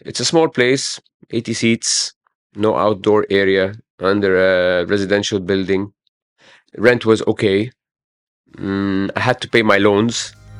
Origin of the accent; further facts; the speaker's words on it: Cairo, Cairo Governorate, Egypt; I grew up in Heliopolis, yeah. And I live